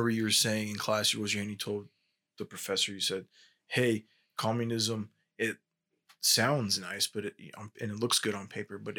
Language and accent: English; Las Vegas, Nevada, United States; I'm from my family's from Cuba, but I was born here